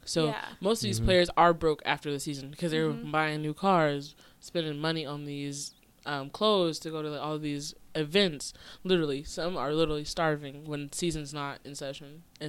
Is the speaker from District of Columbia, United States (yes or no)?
no; Oakland, California, United States; I'm just saying, I come from Oakland